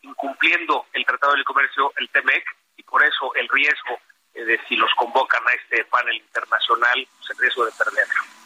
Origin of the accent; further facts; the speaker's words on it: Mexico; somos un país de Estado de Derecho